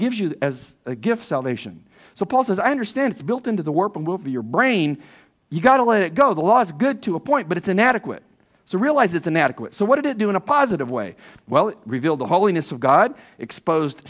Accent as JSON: {"language": "English", "region": "California", "country": "United States", "moved": "as an adult", "said": "I'm from California"}